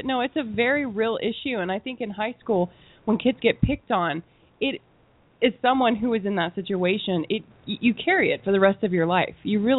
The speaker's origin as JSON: {"language": "English", "town": "Selma", "region": "Alabama", "country": "United States", "tie": "born or raised there", "moved": "yes", "said": "I'm from Salem, Alabama. It's a very small town. Everybody knows your business."}